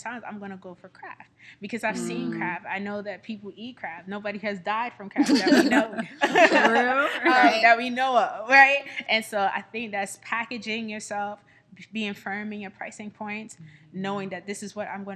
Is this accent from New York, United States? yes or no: yes; New York City, New York, United States; moved away as an adult; now in Houston, United States; I'm born and raised in Brooklyn